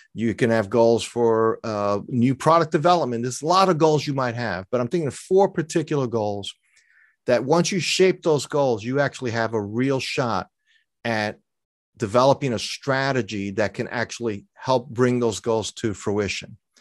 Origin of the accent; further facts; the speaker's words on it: New York City, New York, United States; I grew up in New York City, so I'm not a sailor